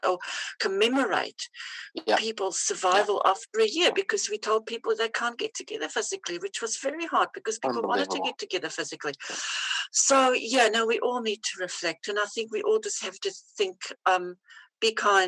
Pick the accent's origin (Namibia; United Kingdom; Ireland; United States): Namibia; born there; I was born in Namibia. It used to be called Southwest Africa. It used to be a German colonized little place next to South Africa.